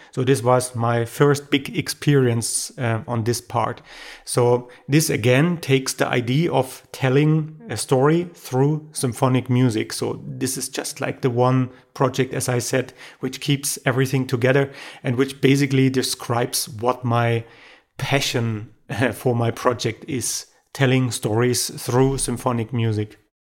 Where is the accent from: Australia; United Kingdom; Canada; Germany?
Germany; I'm a producer from Germany